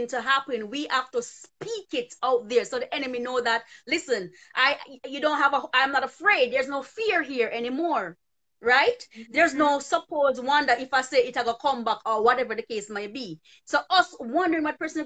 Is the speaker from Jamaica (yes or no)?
yes; Jamaica; I grew up in Jamaica learning this kind of a mentality